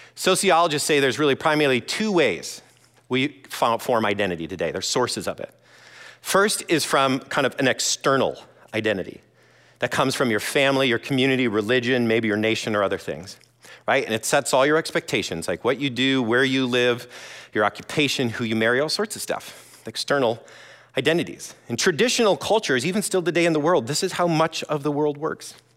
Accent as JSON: {"language": "English", "region": "Iowa", "country": "United States", "also_born_or_lived": "Brazil", "moved": "as an adult", "lives_now": "Madison, United States", "said": "originally I'm from Iowa"}